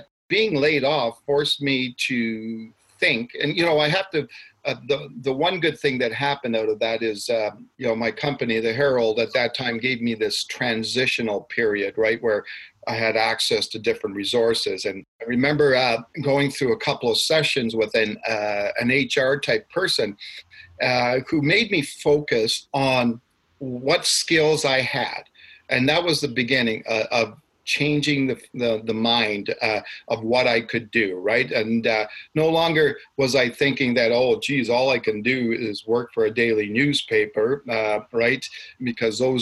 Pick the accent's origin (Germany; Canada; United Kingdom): Canada; Ottawa, Ontario; moved away as an adult; also born or lived in Nelson, British Columbia; now in Calgary, Canada; I'm actually born and raised in Ottawa.